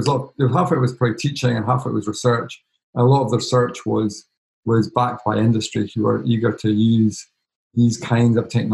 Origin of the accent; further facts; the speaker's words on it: Edinburgh, Scotland, United Kingdom; I grew up in Edinburgh.